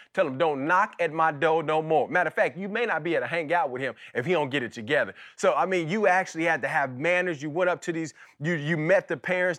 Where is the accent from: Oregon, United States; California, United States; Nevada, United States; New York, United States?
Nevada, United States; Las Vegas; my childhood and kinda growing up in Las Vegas.